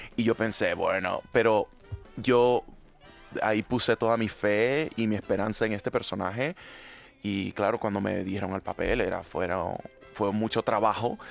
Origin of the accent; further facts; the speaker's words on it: Panama; now in Madrid, Spain; Yo soy panameño, latinoamericano